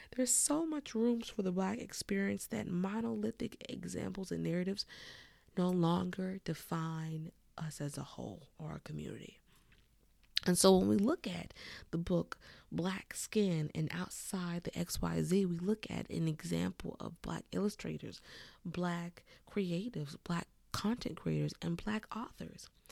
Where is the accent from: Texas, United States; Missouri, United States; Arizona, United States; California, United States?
California, United States; I grew up in California, a certified tomboy